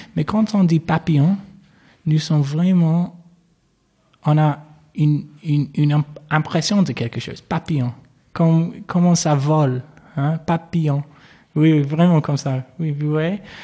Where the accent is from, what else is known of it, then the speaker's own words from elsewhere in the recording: Manchester, North West England, United Kingdom; accent: English; French is a second language; moved away as an adult; also born or lived in Toronto, Canada; je suis né euh, à Manchester. c'est une, une, grande ville en Angleterre, du Nord.